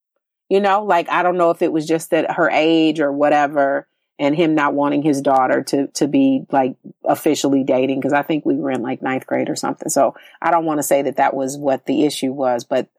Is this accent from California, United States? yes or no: yes; California, United States; No, I'm from California. No, I'm from California.